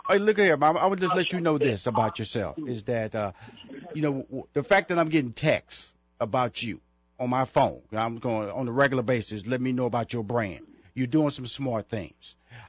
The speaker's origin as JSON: {"language": "English", "town": "Houston", "region": "Texas", "country": "United States", "tie": "born or raised there", "said": "I was being honored at the in Houston, Texas. That's my hometown."}